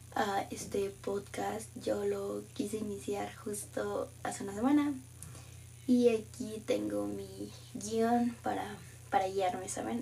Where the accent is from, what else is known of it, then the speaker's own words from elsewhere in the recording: Mexico City, Mexico; yo soy de Ciudad de México